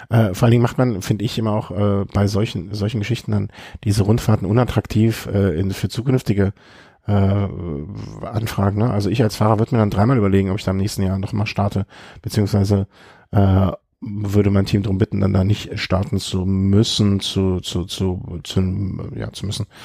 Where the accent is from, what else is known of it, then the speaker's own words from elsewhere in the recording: North Rhine-Westphalia, Germany; Kommen wir zum schönsten Rennen äh, des Frühjahrs bisher. Ähm äh, meine Heimat äh, rund um Köln, wie es bei mir gelaufen ist.